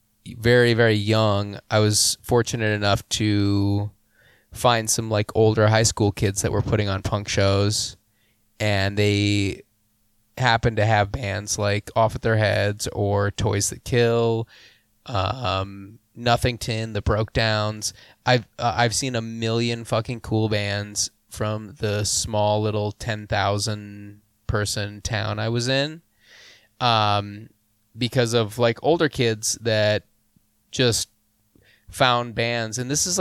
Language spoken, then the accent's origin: English; Pierre, South Dakota, United States; moved away as an adult; now in Minneapolis, United States; So I'm originally from Pierre, South Dakota.